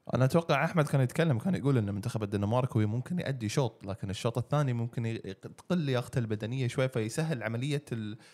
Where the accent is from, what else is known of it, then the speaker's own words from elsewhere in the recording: Qatar; عندنا في قطر